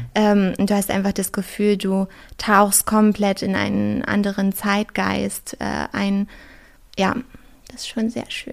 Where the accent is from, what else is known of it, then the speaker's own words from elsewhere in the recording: Brandenburg, Germany; now in Berlin, Germany; ich komme ja aus Brandenburg ursprünglich